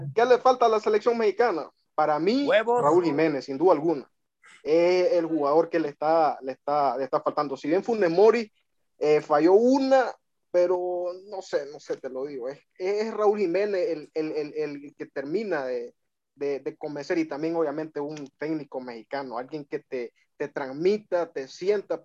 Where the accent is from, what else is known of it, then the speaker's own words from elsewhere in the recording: Nicaragua; aquí de, Nicaragua